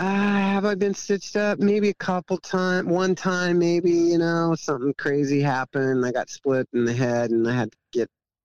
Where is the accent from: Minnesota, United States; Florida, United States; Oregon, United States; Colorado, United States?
Oregon, United States; I'm from Oregon.